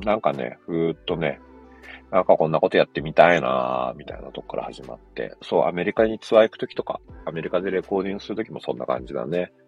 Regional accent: Yokohama, Kanagawa, Japan; born or raised there

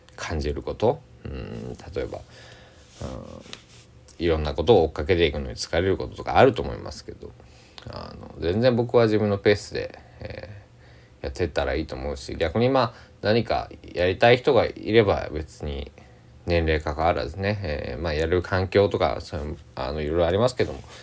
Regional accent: Kochi, Japan; 僕は高知県出身なんですけども

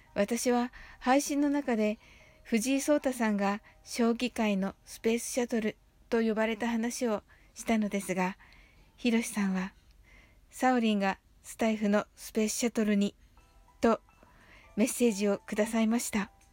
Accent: Kyushu, Japan; 私と同じ九州のご出身

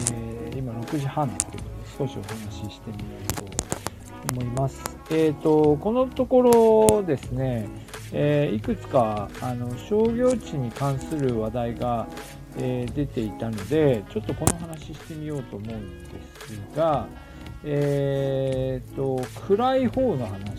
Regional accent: Aomori, Japan; now in Niigata, Japan; 私の地元でも青森

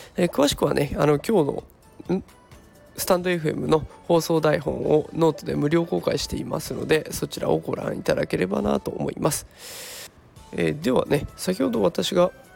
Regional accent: Japan; 日本っていう国に生まれている

